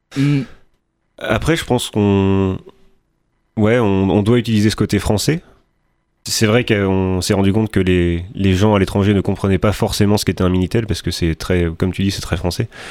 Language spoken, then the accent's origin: French; France